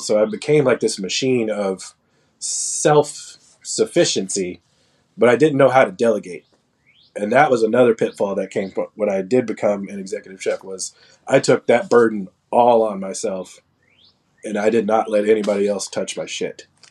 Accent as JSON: {"language": "English", "town": "Gainesville", "region": "Texas", "country": "United States", "tie": "born or raised there", "said": "I grew up in Gainesville, Texas. It's a really small town just south of the Oklahoma border"}